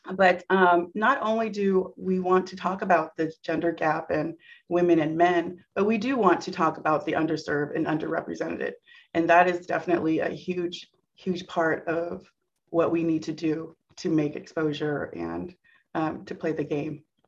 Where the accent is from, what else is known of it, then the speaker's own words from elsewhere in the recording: Santa Clara, California, United States; born and raised in Silicon Valley. I'm here in the heart of Santa Clara, California